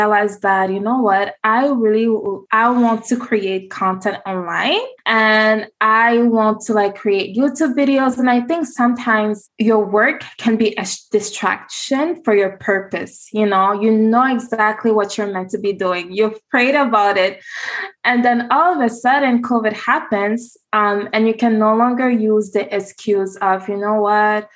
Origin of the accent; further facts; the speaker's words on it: Montreal, Quebec, Canada; I was born and raised in Montreal, Quebec